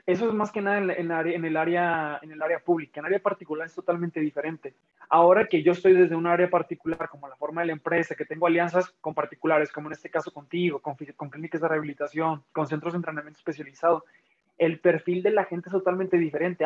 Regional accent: Tijuana, Baja California, Mexico; moved away; also born or lived in Guanajuato; yo nací en Tijuana

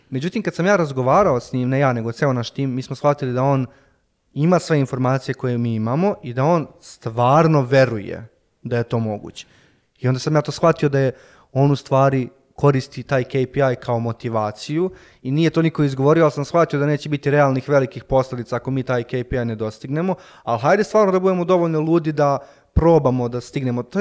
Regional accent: Serbia; ovde baš kod nas u Srbiji

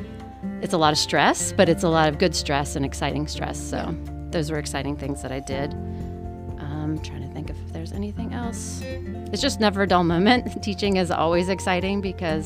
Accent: Virginia Beach, Virginia, United States; moved away; also born or lived in Florida; I grew up in Virginia Beach, so I worked in a souvenir shop there.

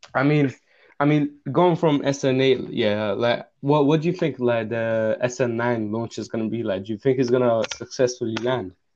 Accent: England, United Kingdom; also born or lived in Russia; I grew up in England and I had a worse accent than you did.

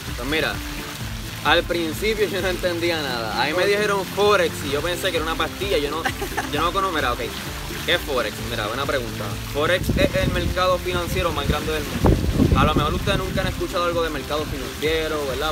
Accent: Caguas, Puerto Rico; soy del pueblo de Cagua.

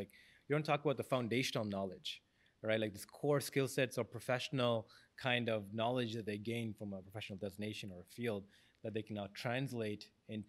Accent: Jaffna, Northern Province, Sri Lanka; moved away; I was born in Jaffna as well.

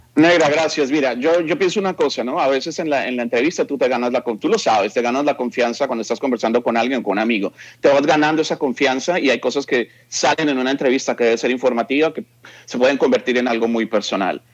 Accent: Bogotá, Colombia; moved away as an adult; now in Los Angeles, United States; yo nací en, Bogotá, en la clínica Palermo, allá estudié en el colegio, la universidad, etc.

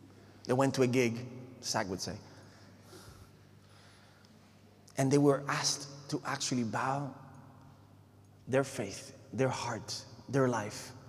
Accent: Puerto Rico; moved away; I come from Puerto Rico, so I have to say Hawaii instead of Hawaii

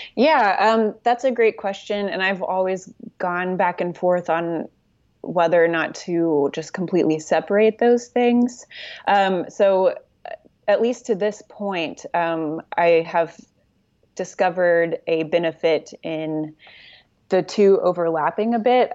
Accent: Oklahoma City, Oklahoma, United States; moved away as an adult; now in Los Angeles, United States; I am from Oklahoma City. Uh, I lived there most of my life, um, and I currently live in Los Angeles

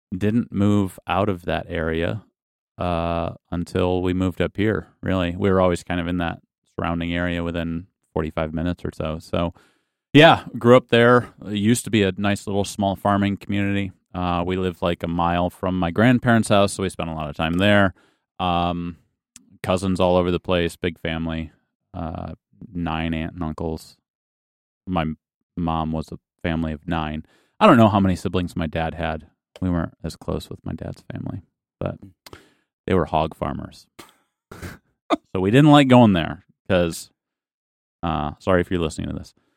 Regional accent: Lowell, Michigan, United States; I grew up in a little town called Lowell, Michigan

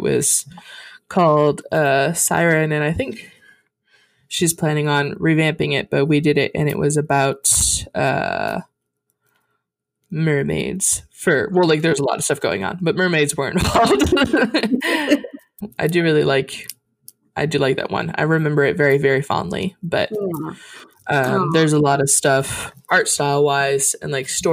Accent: Montana, United States; I was born in Montana

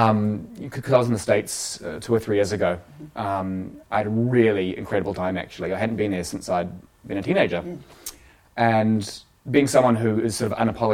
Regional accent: New Zealand; why I, as a Kiwi, am really passionate about being a Kiwi

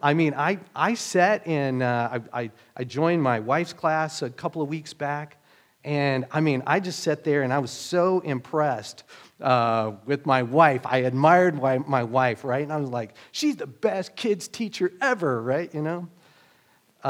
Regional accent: Oklahoma, United States; moved away; me growing up in Oklahoma

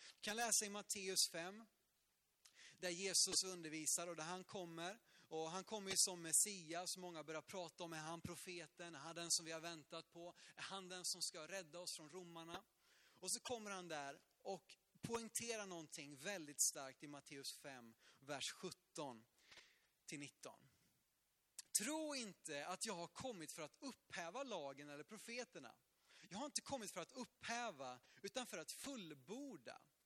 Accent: Sweden

